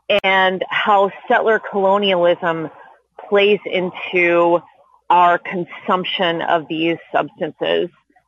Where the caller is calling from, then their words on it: Los Angeles, California, United States; I'm calling in from Tongva Land in so-called Los Angeles